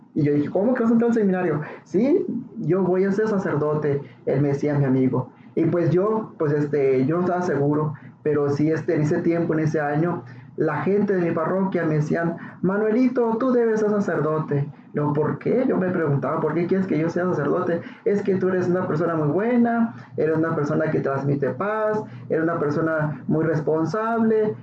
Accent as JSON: {"language": "Spanish", "town": "Ciudad Juárez", "region": "Chihuahua", "country": "Mexico", "said": "soy de Ciudad Juárez y pues yo era pues un niño cualquiera"}